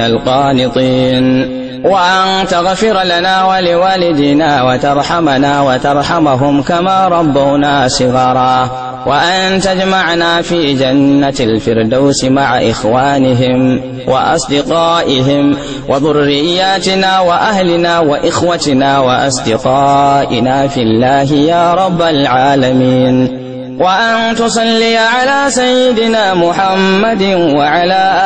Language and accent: Arabic; Kano State, Nigeria; بلادنا نيجيريا